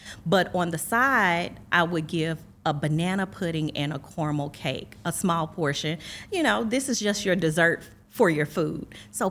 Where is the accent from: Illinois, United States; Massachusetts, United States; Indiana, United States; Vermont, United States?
Illinois, United States; East St. Louis; I am from East St. Louis, the great East St. Louis, Illinois, the city of champions.